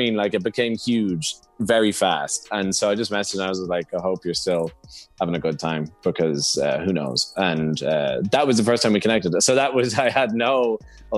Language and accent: English; Ireland; both being Irish